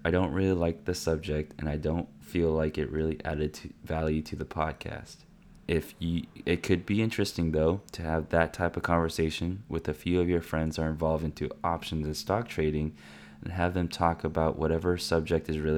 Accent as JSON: {"language": "English", "town": "Granby", "region": "Quebec", "country": "Canada", "said": "Since I'm from Canada, Granby, we have some other particular accounts"}